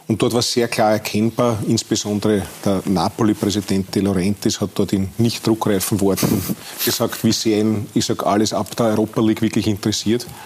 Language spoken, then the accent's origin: German; Austria; Wir sind ja dort auch als Österreicher ganz gut vertreten.